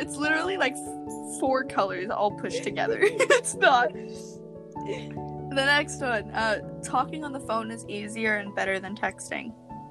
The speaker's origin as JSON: {"language": "English", "region": "Arizona", "country": "United States", "tie": "born or raised there", "said": "I was born in Arizona, so I hate the heat now."}